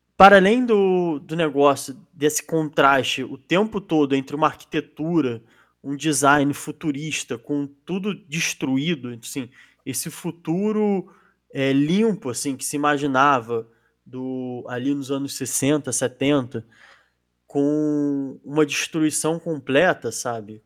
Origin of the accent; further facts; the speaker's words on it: Brazil; enquanto brasileiro